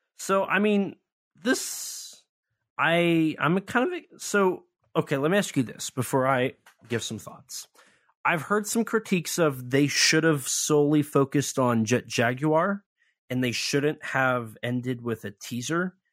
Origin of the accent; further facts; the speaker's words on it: Missouri, United States; he's from my home state